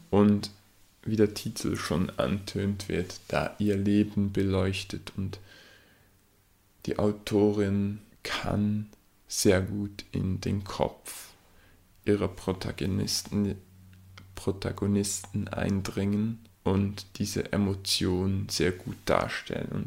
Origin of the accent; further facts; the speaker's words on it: Switzerland; an meinem Akzent an meinem Dialekt, wie man dem auch immer sagen will, erkennt, komme ich aus der Schweiz